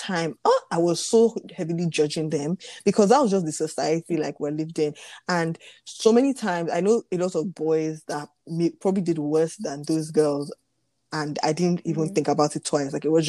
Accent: Nigeria; especially as a Nigerian, like...

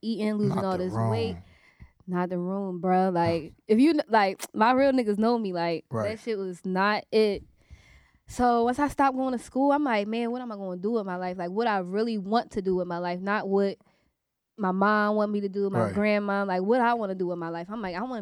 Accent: Philadelphia, Pennsylvania, United States; also born or lived in Uptown, Philadelphia; We from North. I'm from North

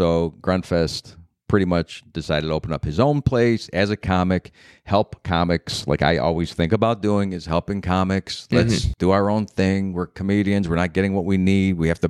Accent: Cleveland, Ohio, United States; moved away as an adult; now in New York City, United States; I'm from Cleveland.

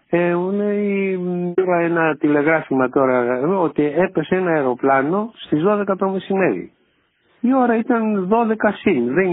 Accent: Galaxidi, Central Greece, Greece; Πήγα και εγώ άδεια λίγε μέρε και πήγα φυσικά στην ιδιαίτερη πατρίδα μου που είναι το γαλαξίδι.

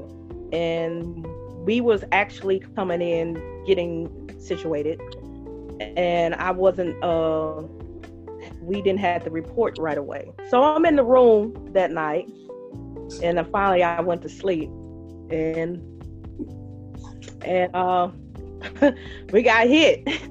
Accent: Northeast Louisiana, United States; you asked me where I'm from originally, and I told you Louisiana, Northeast

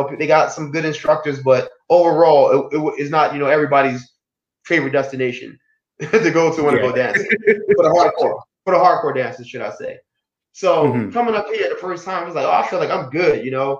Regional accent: Baltimore, Maryland, United States; I'm coming from Baltimore where people were.

